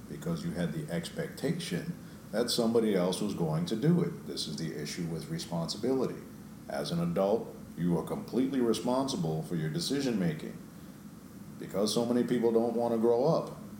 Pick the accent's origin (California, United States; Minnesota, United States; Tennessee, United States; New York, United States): New York, United States; New York City; I grew up in New York